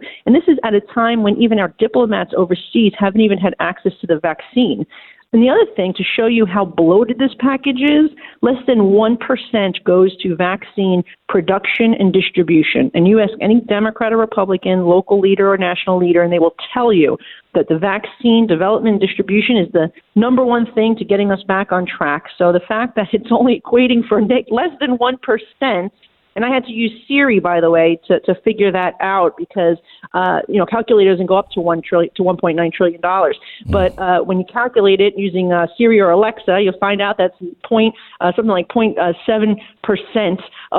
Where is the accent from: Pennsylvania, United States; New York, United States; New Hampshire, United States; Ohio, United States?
New York, United States; New York City; And as a New Yorker, I can say, look, of course, I want my city and state to have money